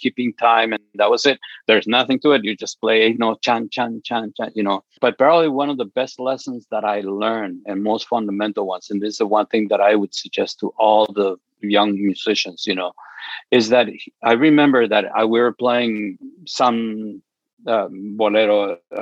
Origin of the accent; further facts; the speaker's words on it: Chihuahua, Mexico; my father would send money to Mexico where I was born. I was born in Chihuahua